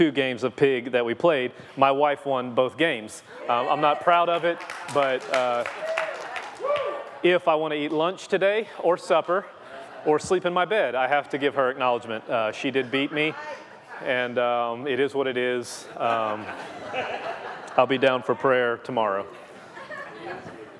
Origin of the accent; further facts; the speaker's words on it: Louisiana, United States; I'm from Louisiana